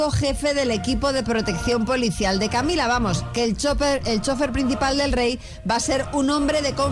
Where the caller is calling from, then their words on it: Barcelona, Catalonia, Spain; de Barcelona.